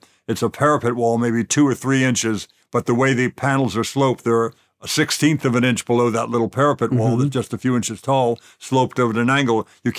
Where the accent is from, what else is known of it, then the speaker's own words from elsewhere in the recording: Los Angeles, California, United States; I grew up in LA in the San Fernando Valley.